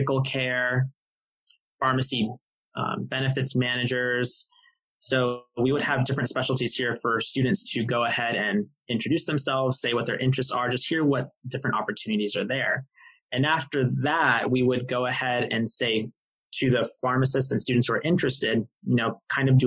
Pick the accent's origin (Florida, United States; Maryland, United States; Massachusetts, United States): Florida, United States; Tampa; I'm also from Tampa, so, you know, I was able to live at home and save money from not having to move.